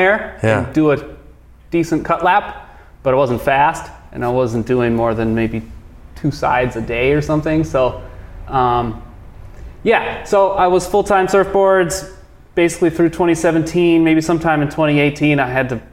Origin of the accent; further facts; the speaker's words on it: Los Angeles, California, United States; moved away as an adult; also born or lived in San Diego; now in Santa Cruz, United States; I'm from Los Angeles.